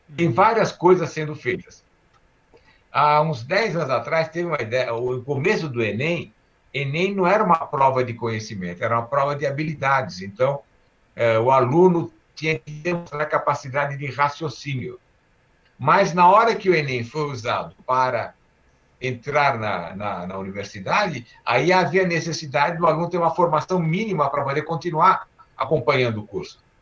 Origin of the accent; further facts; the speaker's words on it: Brazil; also born or lived in Istanbul, Turkey; eu nasci em Istambul e eu vim para o Brasil com quatro anos, quatro anos e meio